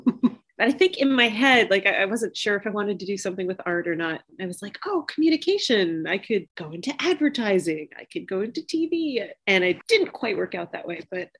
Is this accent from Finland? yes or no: no; Bellmore, New York, United States; I'm from Long Island, a town called Belmore.